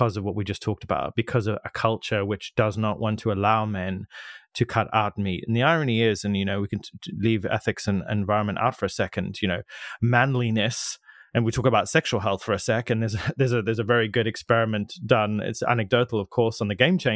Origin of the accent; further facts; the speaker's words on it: Zimbabwe; moved away; I grew up in Zimbabwe, but my family are from South Africa.